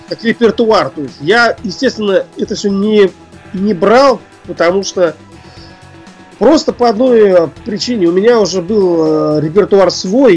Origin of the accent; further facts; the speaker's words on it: Ufa, Bashkortostan, Russia; Я родом из э, Уфы, это Башкирия